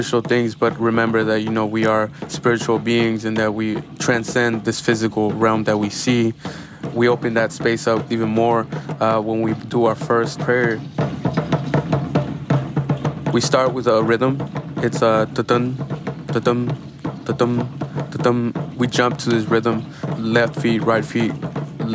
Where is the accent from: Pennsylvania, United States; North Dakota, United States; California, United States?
California, United States; Oakland; I grew up in Oakland